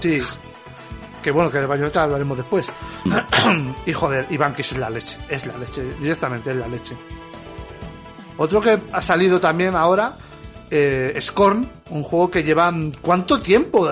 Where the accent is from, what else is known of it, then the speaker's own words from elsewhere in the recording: Leganés, Community of Madrid, Spain; yo soy de Leganés